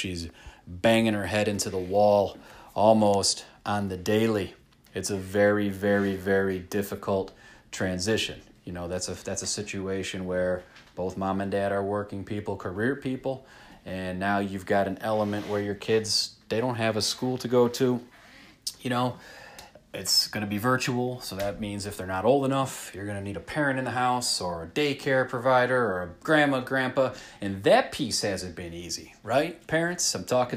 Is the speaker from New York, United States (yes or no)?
yes; Rochester, New York, United States; I'm a schmuck from Rochester, New York